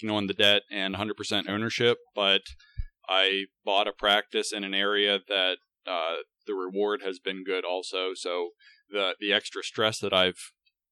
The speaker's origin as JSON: {"language": "English", "region": "Pennsylvania", "country": "United States", "tie": "born or raised there", "also_born_or_lived": "Pittsburgh, Pennsylvania / Hawaii", "said": "I moved back to my hometown in Pennsylvania and bought a practice"}